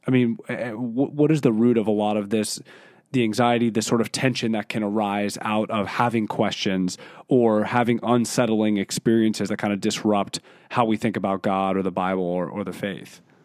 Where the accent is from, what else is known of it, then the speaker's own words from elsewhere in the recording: Philadelphia, Pennsylvania, United States; being eighteen, and growing up in Philadelphia